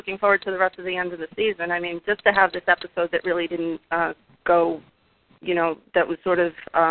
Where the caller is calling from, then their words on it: New York City, New York, United States; I'm calling from Brooklyn, New York